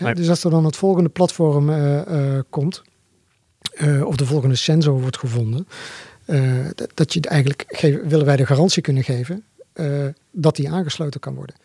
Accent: Zundert, North Brabant, Netherlands; Wij komen uit Sundert, oh dorp, hier vlakbij

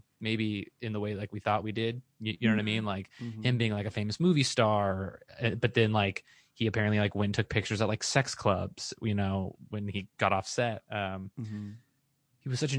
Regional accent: Orange County, California, United States; I've never seen The OC, but I grew up in The OC.

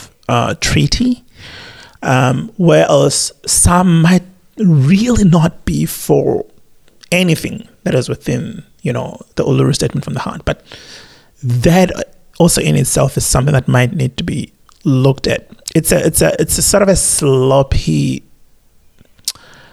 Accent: South Africa; now in Australia; being a South African, having grandparents who actually suffered under the apartheid regime

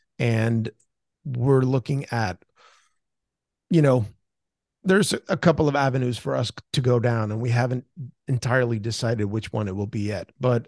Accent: Sweden; English is a second language; I'm still, you know, very proud to say I'm from Rita Holm. I played there growing up

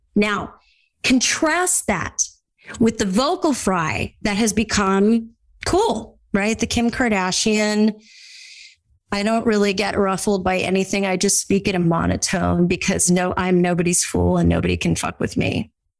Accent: California, United States; I grew up in Orange County, California. We all totally talk like this all the time.

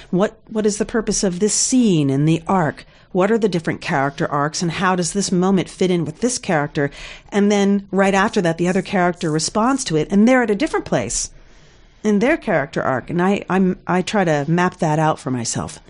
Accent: South Carolina, United States; accent: Southern; moved away; also born or lived in New Jersey; I was born in New Jersey and then I lived in South Carolina in my language years

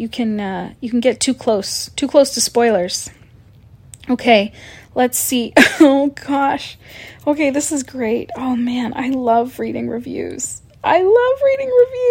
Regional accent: Canada; I'm Canadian

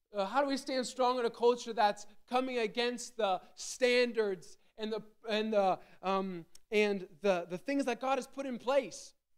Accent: Gettysburg, Pennsylvania, United States; I grew up in Gettysburg, Pennsylvania

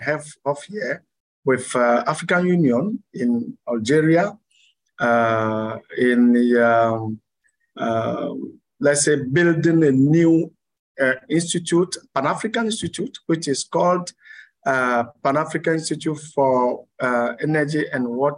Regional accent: Lomé, Maritime, Togo; moved away as an adult; also born or lived in France / Canada; I was born in Lomé, Togo here, and I grown in Lomé. I studied in Lomé until my first university degree

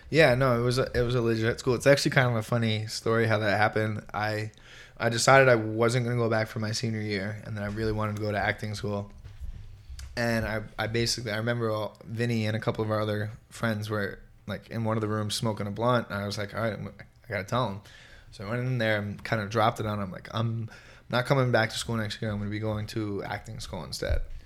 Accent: Merrick, New York, United States; I grew up in New York, in Long Island

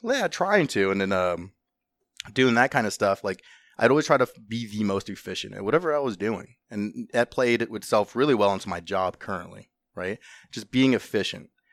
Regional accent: Southern California, United States; moved away as an adult; also born or lived in Los Angeles, California / Orange County, California; now in Ohio, United States; I grew up in Southern California. Um, we moved around from, like, L A to Orange County

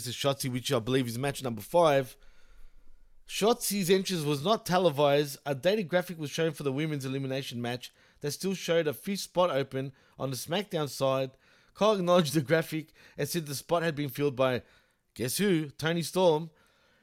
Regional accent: Australia; I'm from Australia

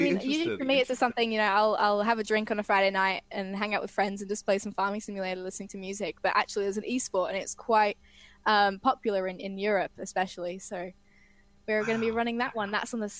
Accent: Atherton Tablelands, Queensland, Australia; now in Brisbane, Australia; I grew up in the Atherton Tablelands.

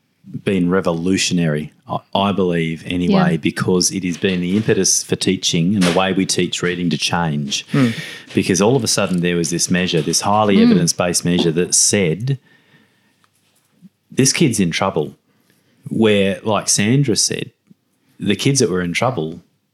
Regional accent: South Australia, Australia; we're South Australian

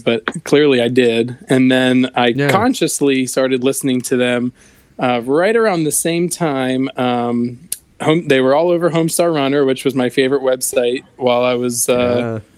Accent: Harrisburg, Pennsylvania, United States; moved away as an adult; now in Maryland, United States; I'm from Pennsylvania, but I've been here in Maryland about 3 years

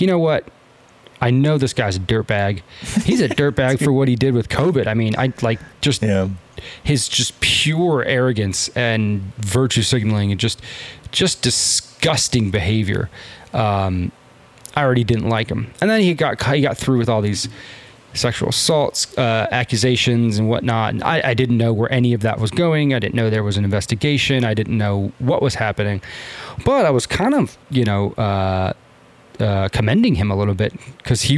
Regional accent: San Diego, California, United States; born or raised there

